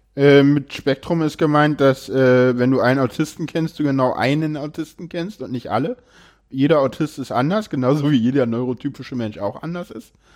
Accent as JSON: {"language": "German", "region": "Berlin", "country": "Germany", "said": "ich komme aus Berlin"}